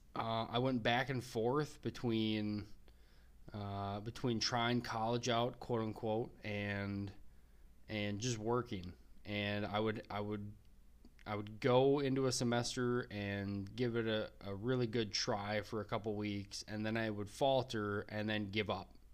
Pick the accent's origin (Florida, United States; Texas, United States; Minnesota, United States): Minnesota, United States; also born or lived in Wyoming; my home state of Minnesota